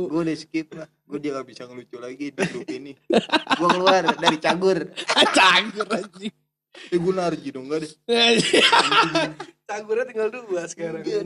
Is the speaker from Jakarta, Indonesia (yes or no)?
yes; Jakarta, Indonesia; born there; Kan gue kalau gue lahir di Jakarta ya.